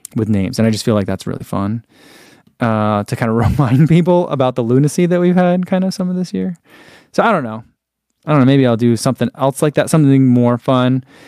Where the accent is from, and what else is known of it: United States